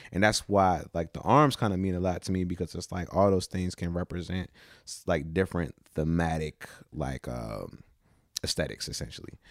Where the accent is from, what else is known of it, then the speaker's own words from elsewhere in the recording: Newport News, Virginia, United States; also born or lived in Williamsburg, Virginia; we moved from Newport News to Williamsburg when I was probably, like, fifteen, fourteen-ish